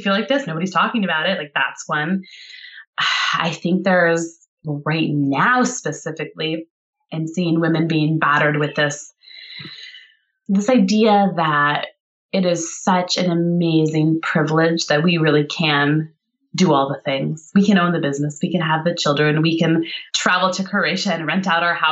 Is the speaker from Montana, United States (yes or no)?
yes; Montana, United States; moved away; I'm from Montana where I grew up.